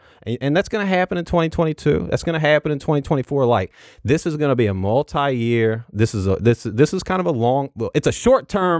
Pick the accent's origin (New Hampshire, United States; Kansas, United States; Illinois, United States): Illinois, United States; also born or lived in Western Kentucky / Southeast Missouri; So I grew up in Southern Illinois. I spent a lot of time there. Have a lot of family there.